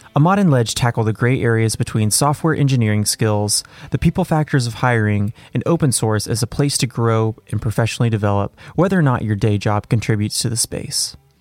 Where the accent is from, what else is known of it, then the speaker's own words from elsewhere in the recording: Syria; now in Toronto, Canada; I'm Syrian Canadian and I'm very proud of my heritage and my history. And uh, I came to Canada in 2005